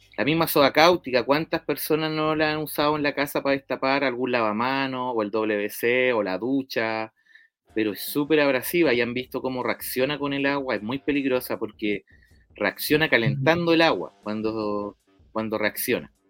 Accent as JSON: {"language": "Spanish", "town": "La Pintana", "region": "Santiago Metropolitan Region", "country": "Chile", "tie": "born or raised there", "said": "yo soy eh, oriundo de La Pintana"}